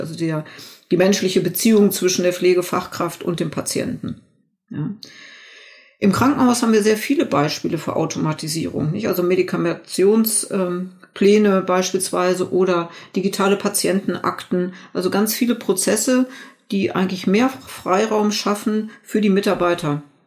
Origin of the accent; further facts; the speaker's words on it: Germany; hier bei uns in Deutschland